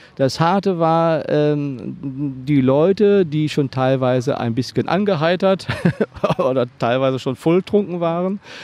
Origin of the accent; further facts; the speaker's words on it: Hagen, North Rhine-Westphalia, Germany; in der Stadt Hagen, wo ich aufgewachsen bin